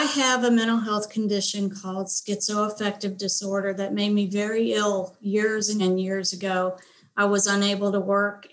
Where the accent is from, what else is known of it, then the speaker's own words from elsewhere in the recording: Detroit, Michigan, United States; moved away as an adult; now in Nashville, United States; I'm from Detroit, Michigan.